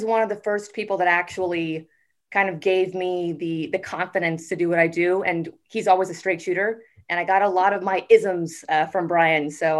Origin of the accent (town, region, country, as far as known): Boston, Massachusetts, United States; born or raised there; moved away as an adult; also born or lived in Tampa, Florida; now in Los Angeles, United States